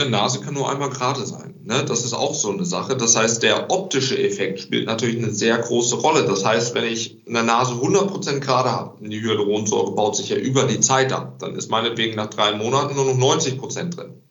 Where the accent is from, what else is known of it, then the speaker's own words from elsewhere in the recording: Recklinghausen, North Rhine-Westphalia, Germany; ich komme ja aus Recklinghausen, bin ich zurück nach Recklinghausen